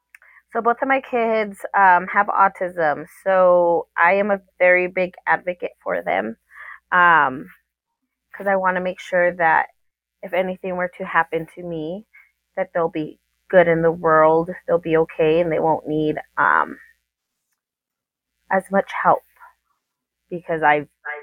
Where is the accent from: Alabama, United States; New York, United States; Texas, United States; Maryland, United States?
Texas, United States; El Paso; also born or lived in Oceanside, United States; I was born in Oceanside, California, when my dad was stationed out there from the Marine Corps. And then we moved over here to El Paso.